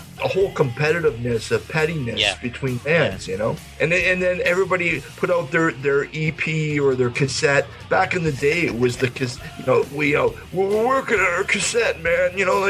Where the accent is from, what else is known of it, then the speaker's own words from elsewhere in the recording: Ontario, Canada; in Canada, you know, where I'm from in Ontario, we all had these little small towns